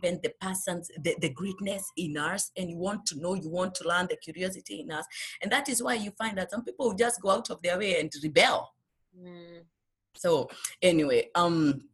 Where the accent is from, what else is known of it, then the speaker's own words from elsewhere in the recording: Kenya; moved away as an adult; now in United States; when we came from Kenya, it was only my husband and I. We didn't have children